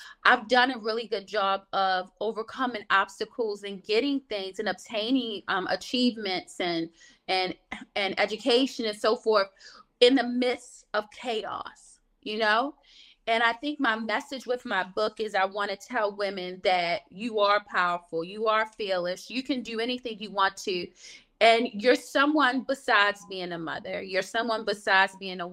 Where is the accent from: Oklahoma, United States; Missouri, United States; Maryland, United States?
Maryland, United States; Baltimore; I grew up in Baltimore, Maryland